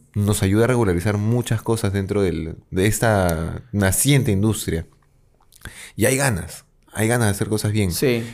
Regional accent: Peru; A ser profeta en mi tierra

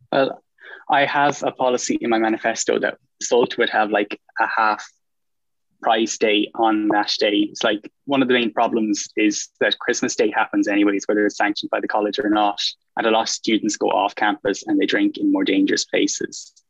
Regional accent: Galway, Connacht, Ireland; I'm from Galway, and I'm a fourth year mechanical engineer

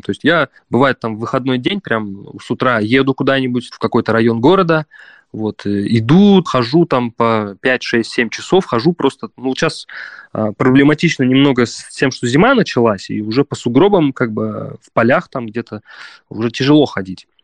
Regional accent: Prokopyevsk, Kemerovo Oblast, Russia; moved away as an adult; also born or lived in Saint Petersburg / Balkans; я вернулся в свой родной город и пять лет тут живу

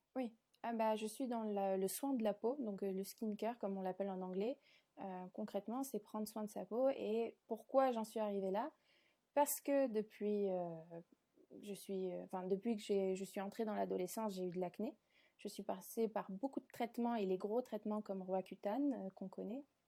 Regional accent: south of France, France; moved away as an adult; also born or lived in Paris; je suis pas originaire de Paris, je suis originaire du sud de la France

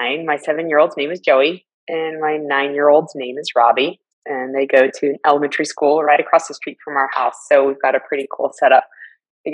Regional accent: Lawrence, Kansas, United States; also born or lived in Seattle, Washington; my hometown of Lawrence, Kansas

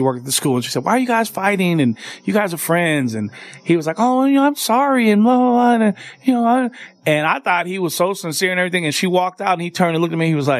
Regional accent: Oakland, California, United States; now in Las Vegas, United States; East Oakland. I grew up on 57th and MacArthur right by Mills College.

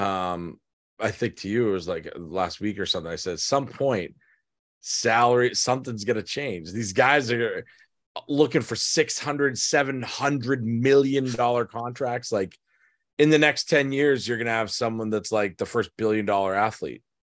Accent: Boston, Massachusetts, United States; I grew up in Boston until I was 13. I've always lived within an hour of the city.

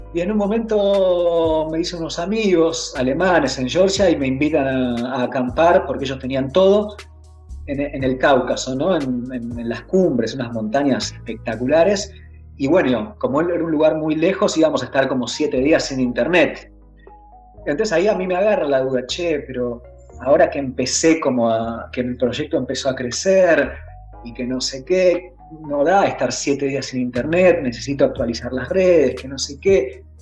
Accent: Argentina; De Argentina.

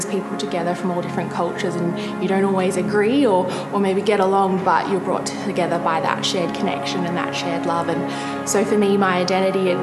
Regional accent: Gold Coast, Queensland, Australia; I was born here in Australia on the Gold Coast

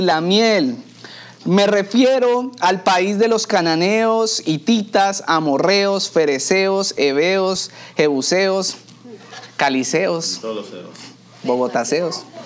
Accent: Colombia; now in Miami, United States; la cultura mía en la cultura colombiana

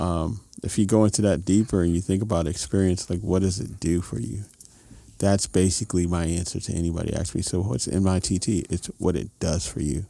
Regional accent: New York City, New York, United States; now in Los Angeles, United States; Music kid in New York City

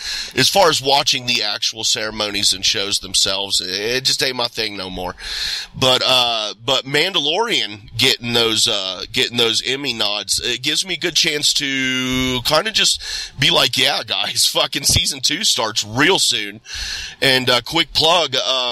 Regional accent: Ohio, United States; I was born here and raised this small town here in Ohio, surrounded by cornfields and bean fields and hay.

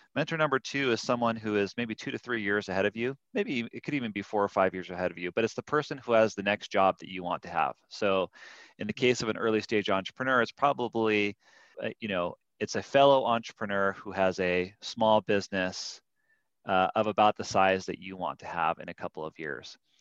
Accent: California, United States; also born or lived in Durango, Colorado; now in Salt Lake City, United States; I grew up in California, and then we spent a year in a little town called Durango, Colorado

